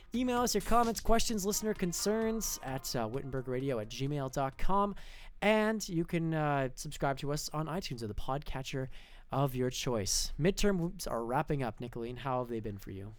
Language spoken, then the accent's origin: English; Canada; we as Canadians